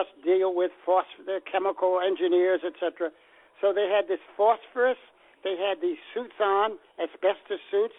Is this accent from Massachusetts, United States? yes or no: yes; Boston, Massachusetts, United States; I'm from Boston